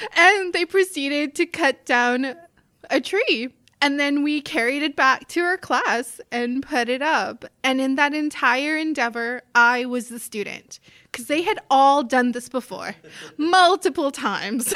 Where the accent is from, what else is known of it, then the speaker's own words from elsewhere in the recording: South Africa; moved away as an adult; also born or lived in northern Manitoba, Canada; now in Canada; I grew up in South Africa